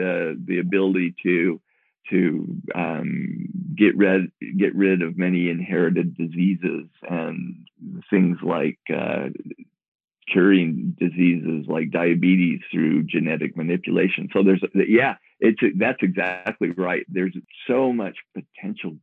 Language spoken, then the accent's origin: English; Moab, Utah, United States; born or raised there